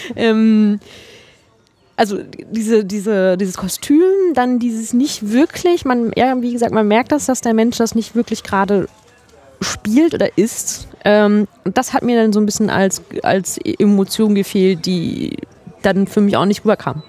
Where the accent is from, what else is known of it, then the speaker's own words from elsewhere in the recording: Mecklenburg-Vorpommern, Germany; als Mecklenburgerin